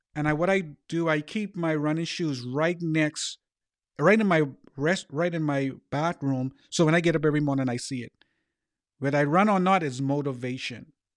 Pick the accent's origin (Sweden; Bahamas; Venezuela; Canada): Bahamas; growing up in the Bahamas